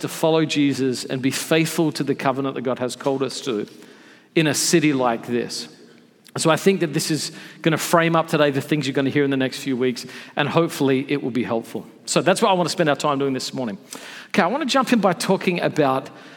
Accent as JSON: {"language": "English", "country": "Australia", "moved": "yes", "lives_now": "United States", "said": "I'm from Australia originally"}